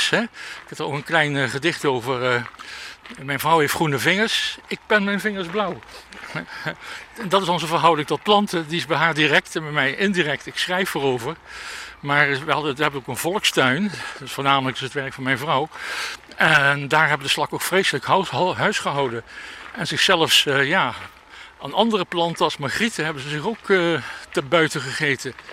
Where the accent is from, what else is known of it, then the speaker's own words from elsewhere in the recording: Limburg, Netherlands; Die eh, natuurlijk eh, vooral in mijn jeugd in Limburg zich eh, afspelen.